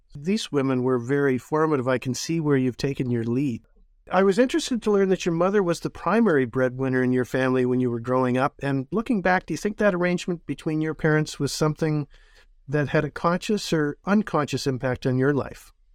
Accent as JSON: {"language": "English", "region": "Northern Ontario", "country": "Canada", "said": "I'm from Northern Ontario as well"}